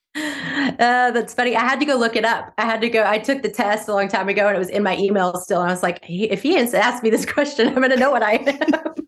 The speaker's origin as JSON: {"language": "English", "region": "Mississippi", "country": "United States", "said": "I'm from Mississippi, and I grew up on, my grandfather used to sell pecans out of his car shop"}